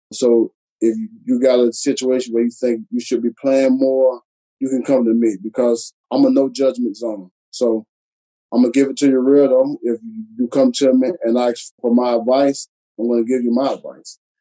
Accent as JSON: {"language": "English", "town": "Alachua", "region": "Florida", "country": "United States", "tie": "born or raised there", "also_born_or_lived": "Statesboro, Georgia / Chicago", "moved": "as an adult", "said": "growing up in Alachua, Florida, it's a very small town"}